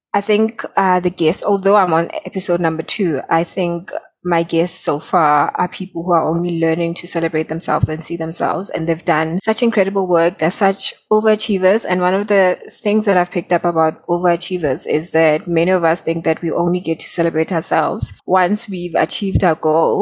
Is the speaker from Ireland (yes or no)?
no; South Africa; I'm from South Africa